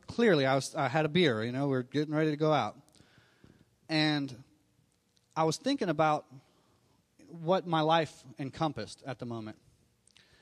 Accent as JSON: {"language": "English", "town": "Miami", "region": "Florida", "country": "United States", "tie": "born or raised there", "said": "I was born in Miami, Florida"}